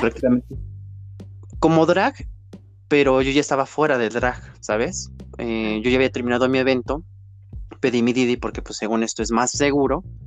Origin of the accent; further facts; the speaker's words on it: Mexico; soy una drag queen mexicana